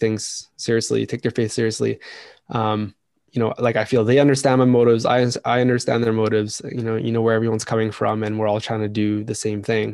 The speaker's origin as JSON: {"language": "English", "country": "Canada", "tie": "born or raised there", "said": "I grew up here basically in Canada. But I grew up in a very small town"}